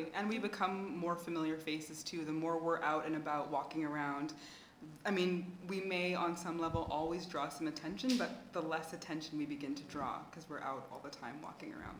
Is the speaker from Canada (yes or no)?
yes; Canada; now in Mozambique; I'm Mozambican by descent, but I grew up in Canada